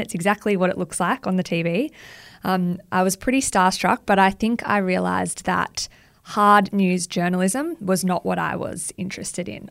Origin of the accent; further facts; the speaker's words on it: Central Coast, New South Wales, Australia; now in Sydney, Australia; I grew up on the Central Coast, which is about an hour north of Sydney